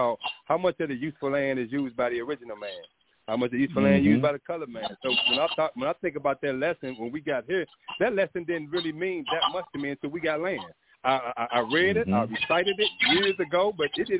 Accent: St. Louis, Missouri, United States; also born or lived in Phoenix, Arizona; now in Georgia, United States; I am originally from St. Louis

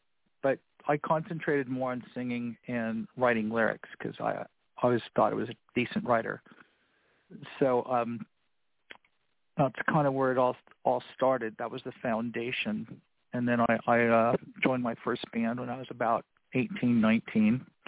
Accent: Los Angeles, California, United States; also born or lived in Florida / North Carolina / South Carolina / Georgia; I'm originally from Florida. I was raised in Los Angeles. I was an Army baby.

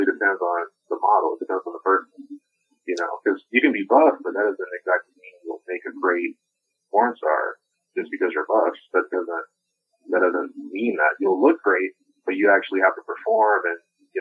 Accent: New Orleans, Louisiana, United States; I was born in New Orleans

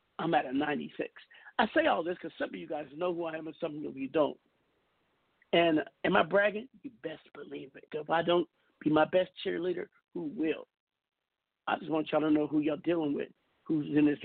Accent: Seattle, Washington, United States; my hometown, Seattle, Washington

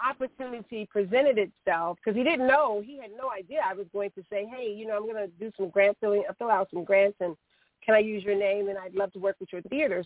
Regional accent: Chicago, Illinois, United States; I, I am a Chicagoan. I grew up on the West Side in the in the Austin community

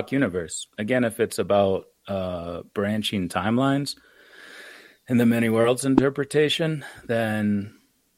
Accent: United States; I say I'm from America

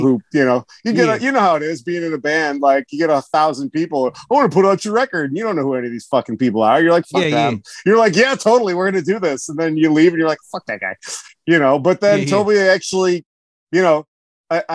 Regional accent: Chicago, Illinois, United States; moved away as an adult; I was born and raised in Chicago. Hey, I lived there my whole life.

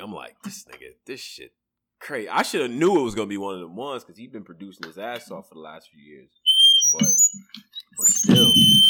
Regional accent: Ghana; I'm from Ghana, nigga. I claim Ghana.

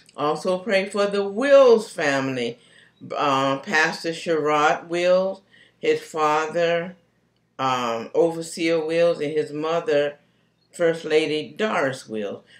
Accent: Charlotte, North Carolina, United States; moved away; also born or lived in Concord, North Carolina; Charlotte is my hometown

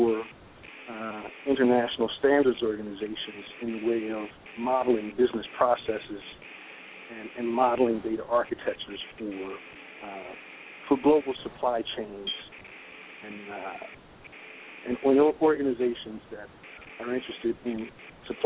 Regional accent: Westerly, Rhode Island, United States; I'm from Westerly, born and bred

